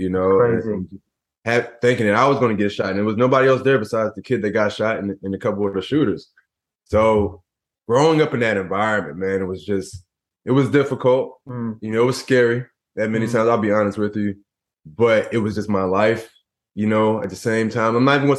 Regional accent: Philadelphia, Pennsylvania, United States; I grew up in Philadelphia and, you know, in the ghettos of Philadelphia

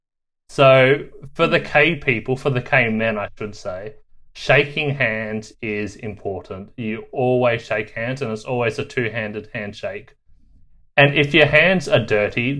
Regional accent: Australia; moved away as an adult; I'm actually from Australia

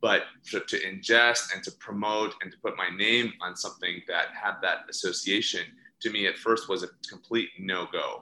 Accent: Indiana, United States; now in Los Angeles, United States; I'm originally from Indiana. So I was born and raised in Indiana

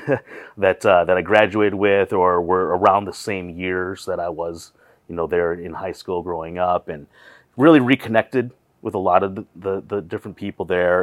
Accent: Wausau, Wisconsin, United States; now in Twin Cities, United States; growing up in Wassa

